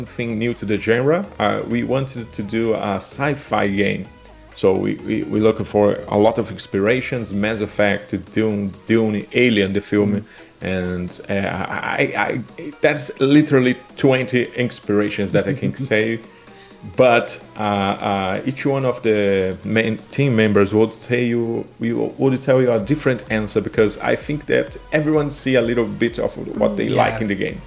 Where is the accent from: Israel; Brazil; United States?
Brazil; I'm from Brazil